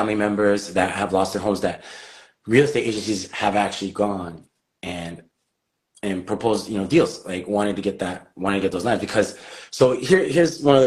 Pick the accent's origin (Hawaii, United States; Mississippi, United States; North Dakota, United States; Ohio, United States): Hawaii, United States; as Native Hawaiian people